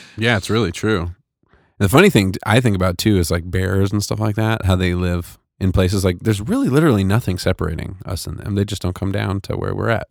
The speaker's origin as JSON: {"language": "English", "country": "United States", "said": "I was from America, from the United States"}